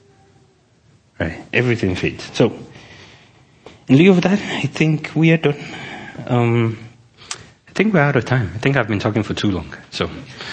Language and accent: English; Nigeria; moved away; I'm from Nigeria